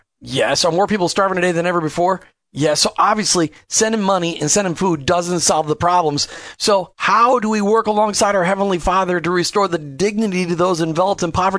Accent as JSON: {"language": "English", "region": "Minnesota", "country": "United States", "tie": "born or raised there", "moved": "yes", "said": "I grew up in Minnesota, so Rutt is how we'd actually say Rutt."}